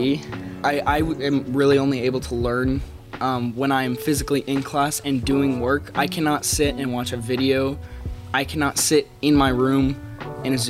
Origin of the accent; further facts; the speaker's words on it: Lubbock, Texas, United States; I was born in Lubbock